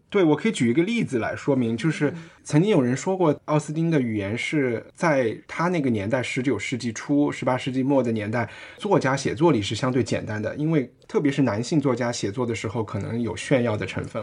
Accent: Chengdu, Sichuan, China; 我们成都人

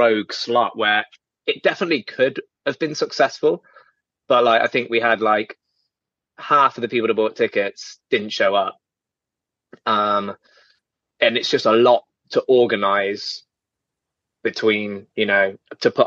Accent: Birmingham, West Midlands, United Kingdom; I'm from Birmingham.

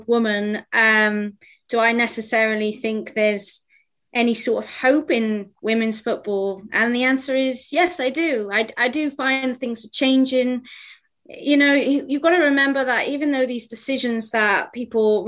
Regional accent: Wales, United Kingdom; as a Welsh woman

